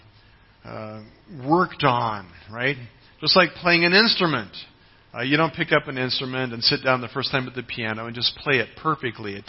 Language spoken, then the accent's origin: English; United States; moved away; my home country, the United States